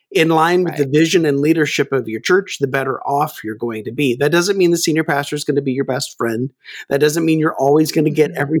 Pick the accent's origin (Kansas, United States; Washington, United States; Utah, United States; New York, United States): Kansas, United States; Well, actually, I'm, I grew up in Kansas, so I really have no accent.